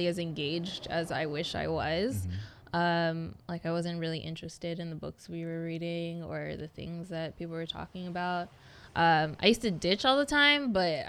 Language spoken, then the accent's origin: English; San Diego, California, United States; also born or lived in National City; I'm from or made in Paradise Hills, born and raised.